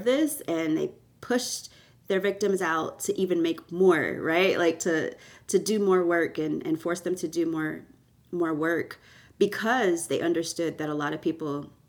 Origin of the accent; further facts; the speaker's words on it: Canada; born there; I was born in Canada and to Jamaican parents